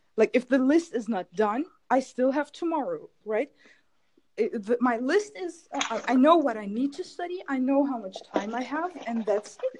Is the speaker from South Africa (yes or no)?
no; Germany; English is a second language; now in Istanbul, Turkey; I was born in Germany, but my parents are Turkish, so I have Turkish origins